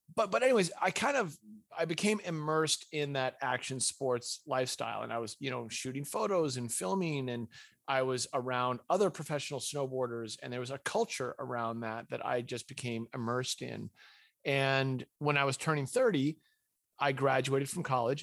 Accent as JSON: {"language": "English", "town": "Winchester", "region": "Massachusetts", "country": "United States", "tie": "born or raised there", "said": "I was raised in New England, i, in a, this town called Winchester, Massachusetts"}